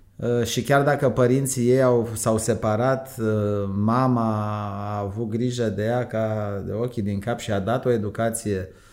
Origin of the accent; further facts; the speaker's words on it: Romania; moved away as an adult; eu am plecat în 82 din România